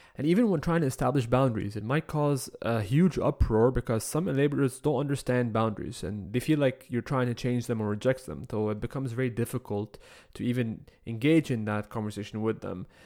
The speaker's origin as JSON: {"language": "English", "country": "Egypt", "moved": "as an adult", "lives_now": "Canada", "said": "the first time I moved to Canada at the age of nineteen, I believe. I was coming from Egypt."}